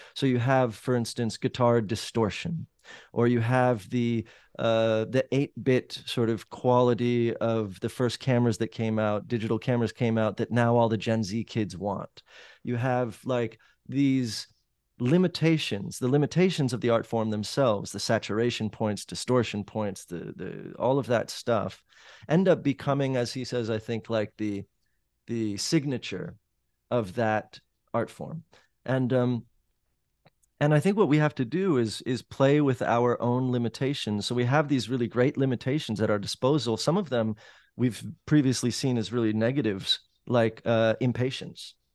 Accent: Los Angeles, California, United States; moved away as an adult; now in New Orleans, United States; I grew up in the Valley in Los Angeles

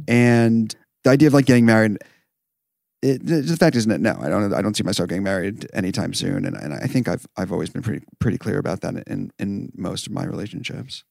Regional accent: New York, United States; Twenty-eight, uh, from New York

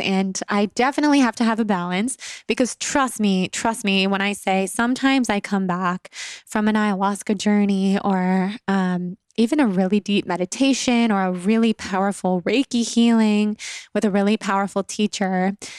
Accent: Sacramento, California, United States; also born or lived in Los Angeles / New York / Italy; I have been a California girl, born and raised. I was born in Sacramento, California, and then I moved to Los Angeles for college in two thousand nine

